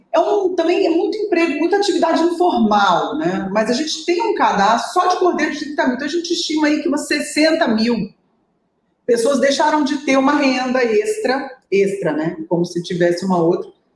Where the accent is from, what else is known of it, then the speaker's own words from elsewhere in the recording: Brasília, Federal District, Brazil; moved away as an adult; also born or lived in Niterói; now in Salvador, Brazil; eu sou de Brasília